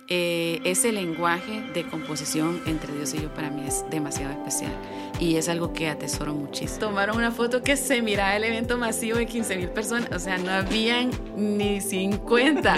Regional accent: San Pedro Sula, Cortés, Honduras; yo soy de San Pedro, de San Pedro Sula, Honduras.

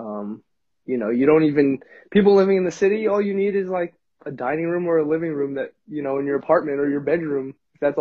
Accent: Bethpage, New York, United States; born or raised there; also born or lived in Jericho, New York

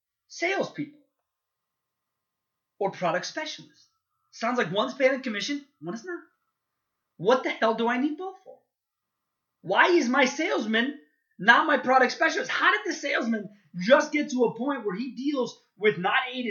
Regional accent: Chicago, Illinois, United States; I'm a Chicagoan

